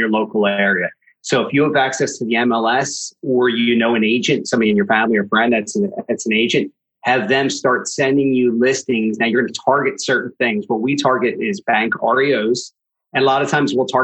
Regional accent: Philadelphia, Pennsylvania, United States; I went from more my local area, Pennsylvania. I'm from the Philadelphia market, Pennsylvania

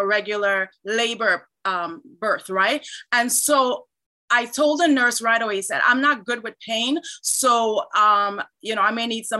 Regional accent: Trinidad & Tobago; now in Canada; I was born in Trinidad, but I live in Canada.

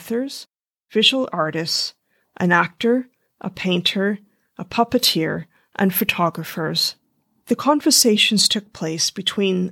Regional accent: Canada; now in London, United Kingdom; I'm a Canadian photographer who is now based in London, England

